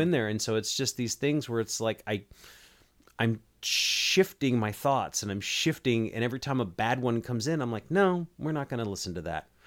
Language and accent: English; United States